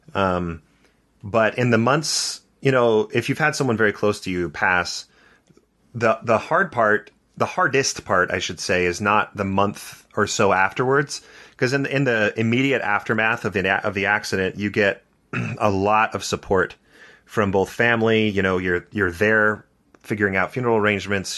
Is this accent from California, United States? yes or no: yes; Santa Barbara, California, United States; So I grew up in Santa Barbara, California